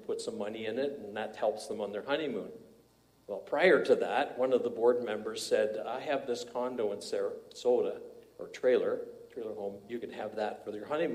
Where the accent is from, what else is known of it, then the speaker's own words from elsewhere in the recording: Parry Sound, Ontario, Canada; I went to Parry Sound, my hometown, where I was never a Christian